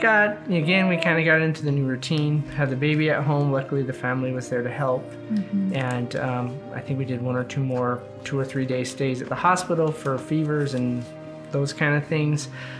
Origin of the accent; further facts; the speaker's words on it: Arizona, United States; being that we're from Arizona, if all things were equal, could we go to Mayo Clinic in Arizona? Since that's where we moved from, my mom lives there